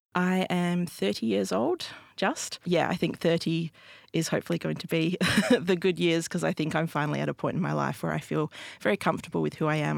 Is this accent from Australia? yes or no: yes; Albany, Western Australia, Australia; I grew up in Albany, Western Australia